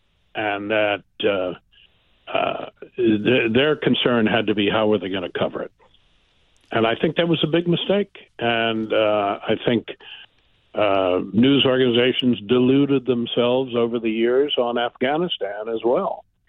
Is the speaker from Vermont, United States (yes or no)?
no; Philadelphia, Pennsylvania, United States; born there; I was born in Philadelphia, Bryn Mawr Hospital, and my father, Red Smith, was then a sports columnist for the Philadelphia Record.